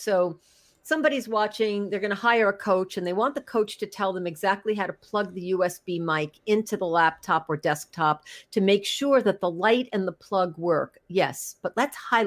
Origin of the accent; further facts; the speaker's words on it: New York, United States; I'm from New York